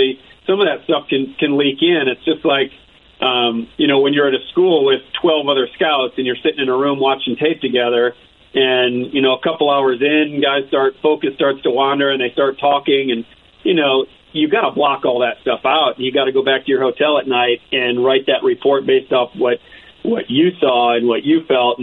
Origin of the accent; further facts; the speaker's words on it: Michigan, United States; I grew up in Michigan, so I grew up in Big Ten country